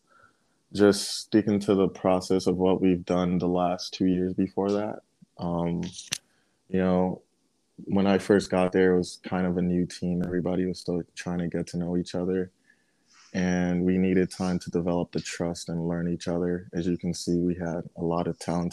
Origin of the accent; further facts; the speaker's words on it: Nigeria; now in United States; I'm still Nigerian at heart